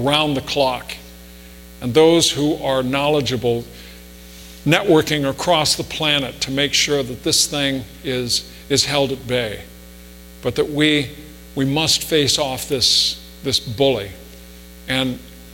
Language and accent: English; Spokane, Washington, United States; I was a kid growing up in Spokane